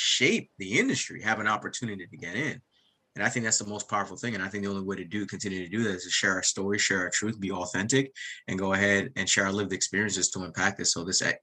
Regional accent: United States; also born or lived in Jamaica; I grew up outside of New York and New Jersey

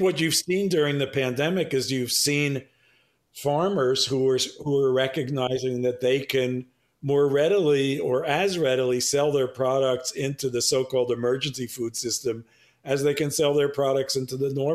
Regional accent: New York City, New York, United States; I was born and raised in Manhattan

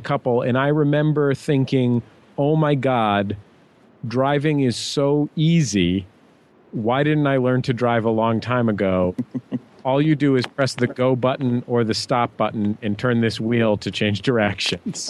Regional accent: San Francisco, California, United States; also born or lived in Santa Cruz; I grew up in San Francisco

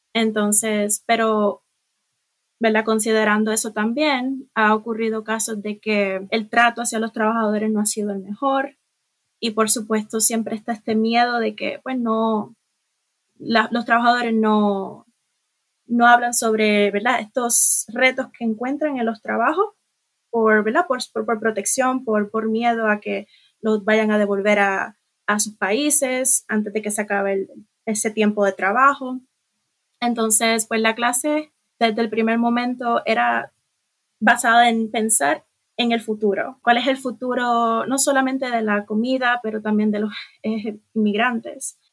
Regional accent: Puerto Rico

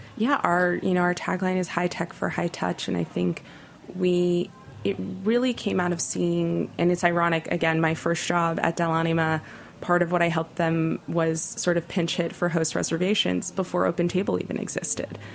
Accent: Los Angeles, California, United States; now in New York, United States; LA has emerged as such an interesting food city, but growing up, that was not the case. And I credit Nancy hugely for putting my hometown on the map

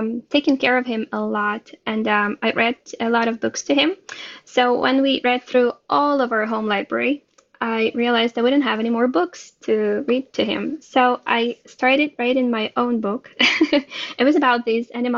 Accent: Ukraine; moved away as an adult; now in Israel; I was born and raised in Ukraine. And I moved to Israel about 4 years ago

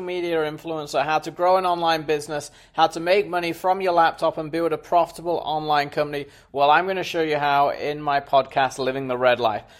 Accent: Montgomery County, Maryland, United States; moved away as an adult; also born or lived in Atlanta / New York City; Grew up uh, Montgomery County, Maryland. It's just north of the uh, D.C. border

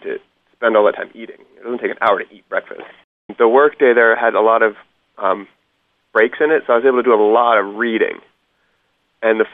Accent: Hudson Valley, Columbia County, New York, United States; moved away; I grew up in Hudson Valley in New York, about a half hour southeast of Albany, in Columbia County

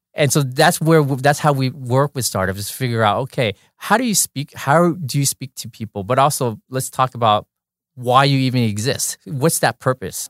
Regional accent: Orange County, California, United States; I grew up in Orange County

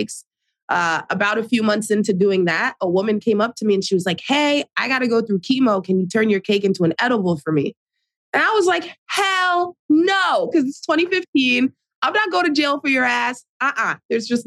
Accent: New Jersey, United States; I'm in Jersey City, New Jersey, born and raised in Jersey

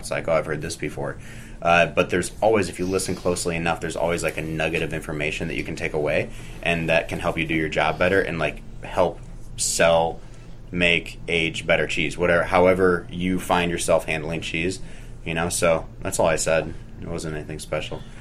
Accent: St. Louis, Missouri, United States; also born or lived in San Francisco / Oakland / Washington, D.C.; now in Greensboro, Vermont, United States; I grew up in St. Louis, I moved to San Francisco, uh, lived in Oakland, and then moved to D.C.

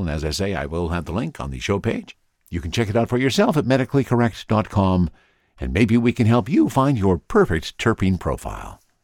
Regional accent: the Kootenays, British Columbia, Canada; moved away; I am originally from the Kootenays

